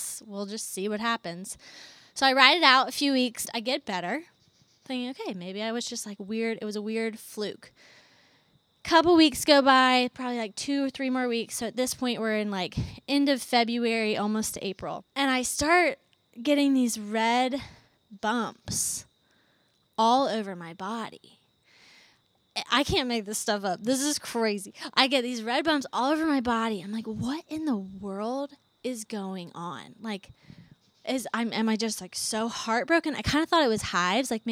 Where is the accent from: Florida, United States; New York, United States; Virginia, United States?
Virginia, United States; Charlottesville; moved away as an adult; also born or lived in Atlanta, Georgia; now in Athens, United States; I grew up in Charlottesville, went to JMU